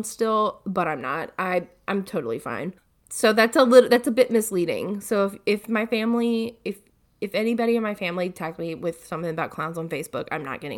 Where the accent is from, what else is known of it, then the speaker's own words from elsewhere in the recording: Odenville, Alabama, United States; also born or lived in Tuscaloosa / Moody; I'm from Odenville because that's where I graduated high school